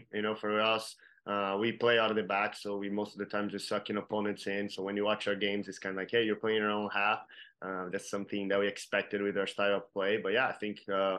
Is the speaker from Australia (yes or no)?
no; Brazil; now in Kansas City, United States; I'm from Brazil